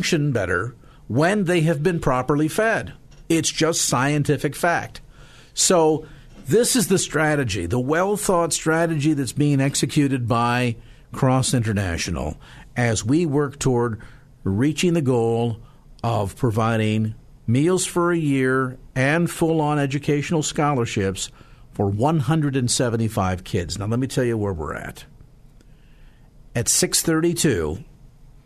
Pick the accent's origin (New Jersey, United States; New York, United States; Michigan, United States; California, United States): California, United States; South San Francisco; South City. Hey, yeah. My hometown